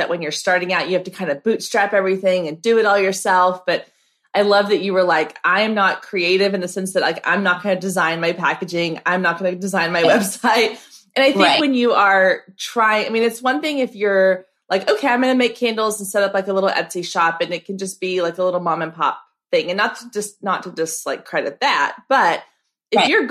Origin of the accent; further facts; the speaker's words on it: Waco, Texas, United States; I'm here in Texas. I grew up in Waco.